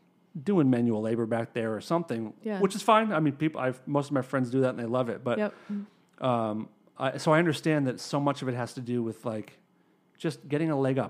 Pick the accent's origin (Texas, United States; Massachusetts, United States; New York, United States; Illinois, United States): Massachusetts, United States; Acton; Like, I grew up in Acton, which is next to Concord.